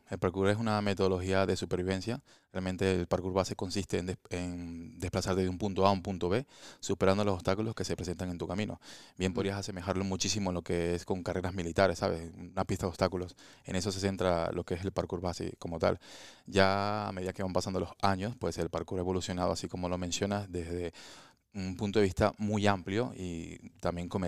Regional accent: Venezuela; moved away as an adult; now in Spain; en mi país, en Venezuela

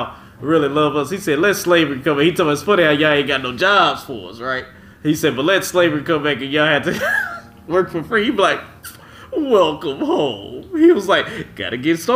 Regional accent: Dallas, Texas, United States; I was raised here in Dallas

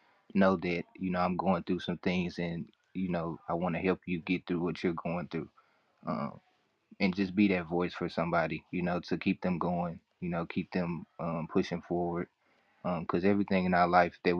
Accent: Memphis, Tennessee, United States; I'm from Memphis, Tennessee, artist, songwriter, poet.

